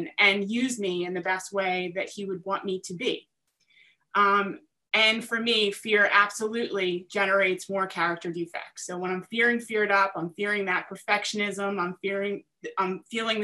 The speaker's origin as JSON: {"language": "English", "region": "New Jersey", "country": "United States", "said": "I am from South Jersey"}